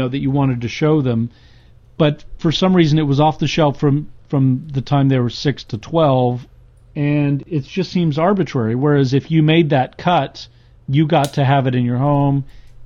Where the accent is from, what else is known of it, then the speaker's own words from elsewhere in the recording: United States; as an American